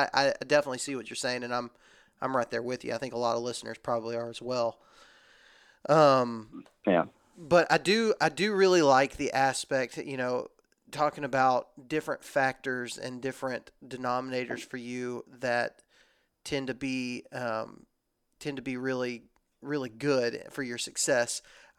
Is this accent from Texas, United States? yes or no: yes; Texas, United States; born or raised there; now in Alabama, United States